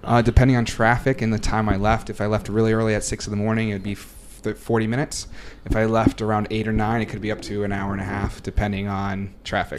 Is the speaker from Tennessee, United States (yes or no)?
no; Boston, Massachusetts, United States; moved away as an adult; also born or lived in New York City; I'm originally from Boston, but for the past five years, on or off, I've lived in New York City